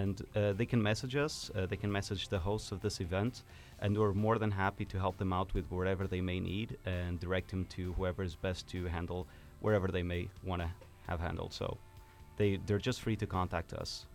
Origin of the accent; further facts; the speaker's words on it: Portugal; moved away as an adult; now in Finland; I was born in Portugal, um, and I grew up there, but I'm half Finnish as well, and I've moved here seven years ago.